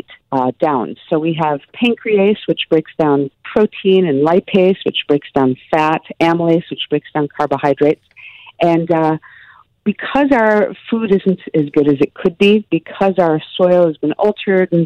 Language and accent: English; Midwest, United States; I grew up in the Midwest.